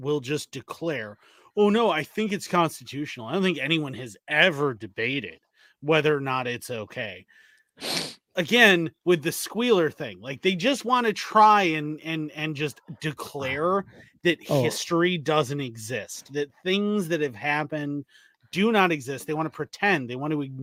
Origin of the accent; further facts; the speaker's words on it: Ireland; now in Wisconsin, United States; I grew up in Ireland and I live in Wisconsin.